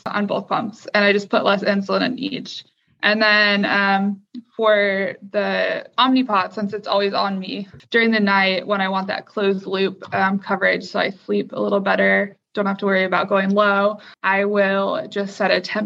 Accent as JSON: {"language": "English", "town": "Troy", "region": "Michigan", "country": "United States", "tie": "born or raised there", "also_born_or_lived": "Detroit, Michigan", "said": "I spent most of my time during my childhood in Troy, Michigan."}